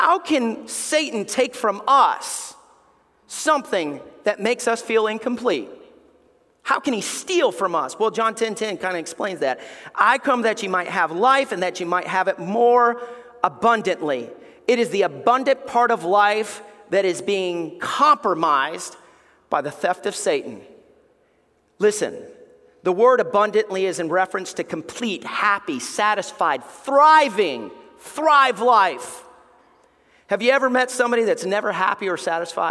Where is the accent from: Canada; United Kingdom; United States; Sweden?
United States; Alabama; We grew up in Alabama